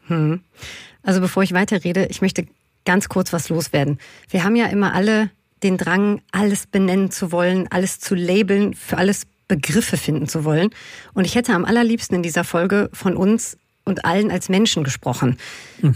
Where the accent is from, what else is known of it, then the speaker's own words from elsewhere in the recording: Berlin, Germany; ich bin ja Berlinerin und quasi kann man so sagen, mit einer queeren Community um mich herum aufgewachsen